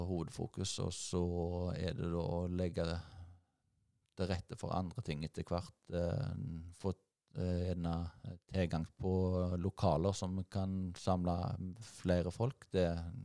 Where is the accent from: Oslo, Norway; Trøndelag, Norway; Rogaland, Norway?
Rogaland, Norway; Nedstrand; Jeg er oppvokst, jeg eh, kom til Nedstrand da jeg var seks år gammel, til en, eh, en gard oppe på Mørland